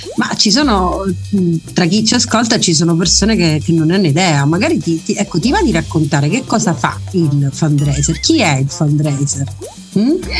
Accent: Messina, Sicily, Italy; sono messinese

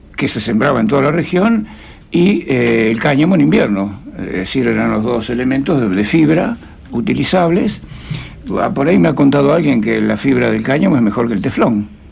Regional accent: Jáuregui, Buenos Aires Province, Argentina; born or raised there; also born or lived in Friuli, Italy

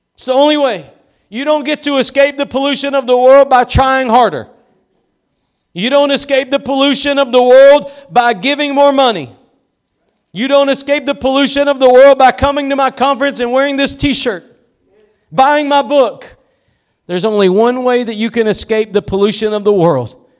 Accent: East Texas, United States; I'm just somebody from East Texas

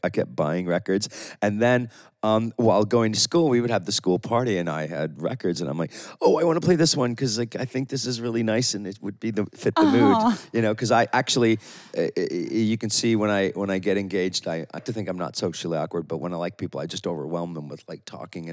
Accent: near Toronto, Ontario, Canada; moved away as an adult; also born or lived in Italy; now in Ibiza, Spain; I grew up near Toronto

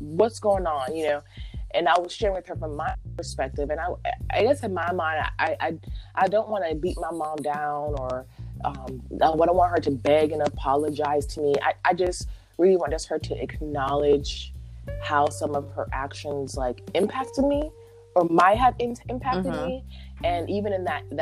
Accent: United States; a born American

